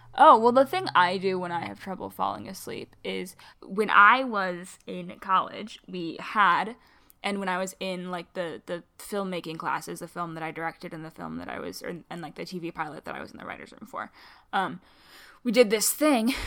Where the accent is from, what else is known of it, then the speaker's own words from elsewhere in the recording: Michigan, United States; I'm a Michigander, and as a result, I have really hard R's